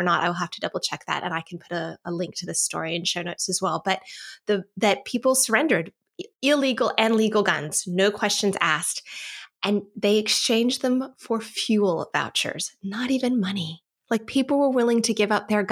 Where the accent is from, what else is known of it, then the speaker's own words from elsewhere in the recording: United States; now in Australia; an American citizen living abroad